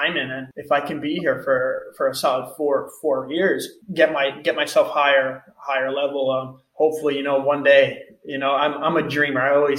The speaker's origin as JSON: {"language": "English", "country": "United States", "moved": "as an adult", "lives_now": "Portugal", "said": "Being American"}